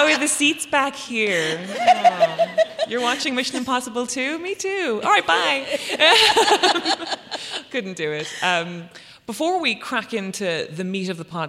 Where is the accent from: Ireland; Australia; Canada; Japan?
Ireland; I was a teenager growing up in Ireland in 2002